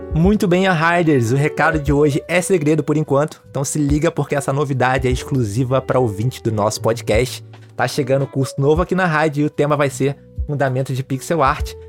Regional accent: Rio de Janeiro, Brazil; sou do Rio, sou do Rio

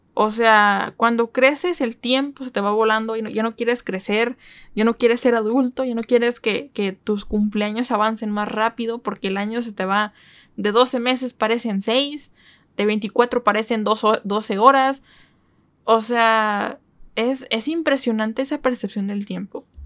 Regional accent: Mexico; soy mexicana

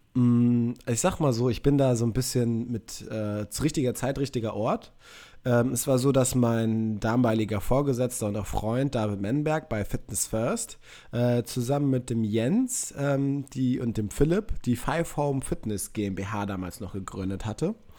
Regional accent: Münster, North Rhine-Westphalia, Germany; ich komme aus Münster, also ein paar Kilometer weiter weg als München

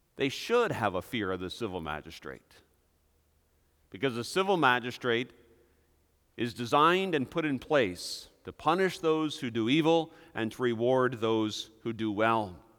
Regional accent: Hudsonville, Michigan, United States; our small little town of Hudsonville, Michigan

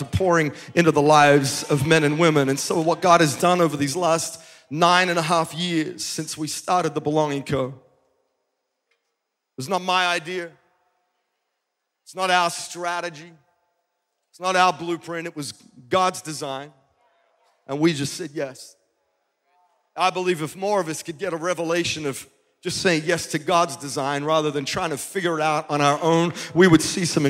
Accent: Adelaide, South Australia, Australia; also born or lived in Melbourne, Australia; now in Nashville, United States; I'm a kid from Adelaide who moved to Melbourne

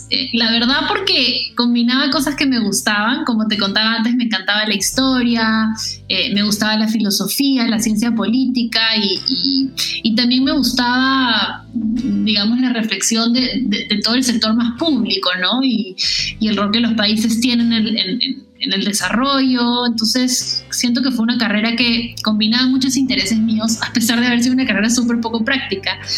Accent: Lima, Peru; yo soy de Lima, Perú. Aquí nací, sí de hecho, soy de una familia de mujeres, tengo, somos tres, tres hermanas, eh, yo soy la hija del medio.

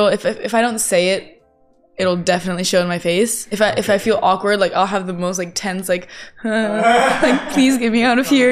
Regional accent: Japan; Obviously, being in, growing up in Japan, like, I always knew what One Piece was.

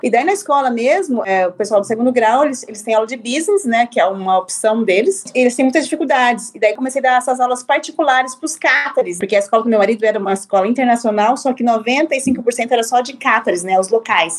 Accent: Londrina, Paraná, Brazil; moved away as an adult; also born or lived in France / Qatar; Eu sou brasileira, nascida e criada em Londrina, no Paraná

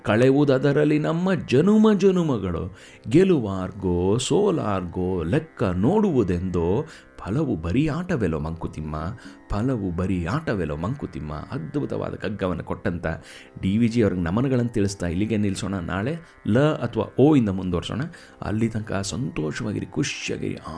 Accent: Karnataka, India; born there; ಈ ಲೋಕಕ್ಕೆ ನಾನು ಬಂದಿದ್ದೀನಿ ನಾನು ಕನ್ನಡದಲ್ಲಿ ಹುಟ್ಟಿದ್ದೀನಿ

